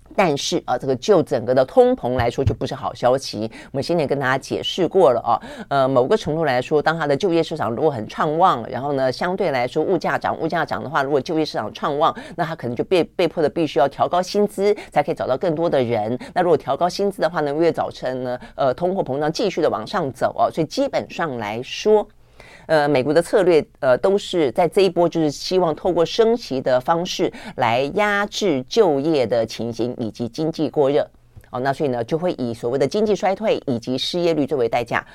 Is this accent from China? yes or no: no; Taiwan; 我们台湾人